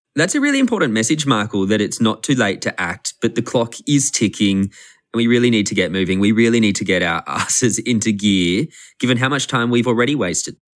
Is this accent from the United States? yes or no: no; Australia; I'm from Australia